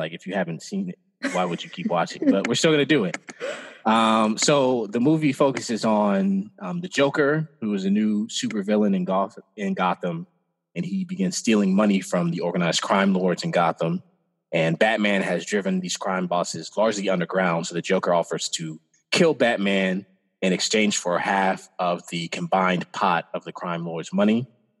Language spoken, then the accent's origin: English; Midwest, United States; I'm from the Midwest